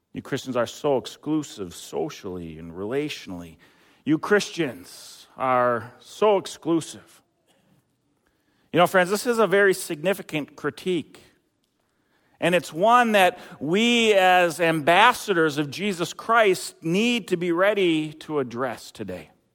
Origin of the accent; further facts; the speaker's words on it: Eden Prairie, Minnesota, United States; moved away; I worked at a grocery store back in my hometown, Eden, Eden Prairie